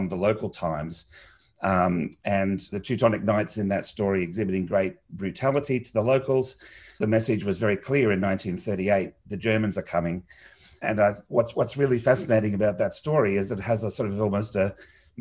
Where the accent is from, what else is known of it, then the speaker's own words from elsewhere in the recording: Australia; growing up in Australia as a sort of small Commonwealth nation